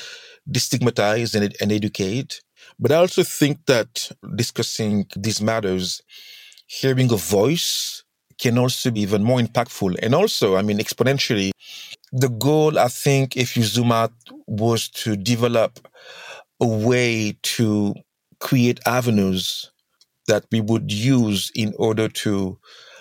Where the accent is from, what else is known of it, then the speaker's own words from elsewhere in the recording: Senegal; I'm from Senegal, hence the accent